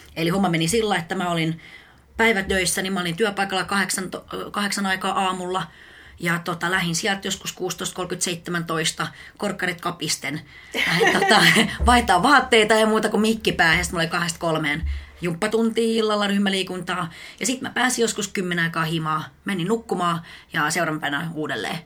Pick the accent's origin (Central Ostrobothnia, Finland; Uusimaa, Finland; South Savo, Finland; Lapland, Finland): Uusimaa, Finland; Espoo; also born or lived in Helsinki / Tampere; mä oon helsinkiläinen itse asiassa alun perin... Ö, tota, mä oon asunut Mankkalla 18 vuotta.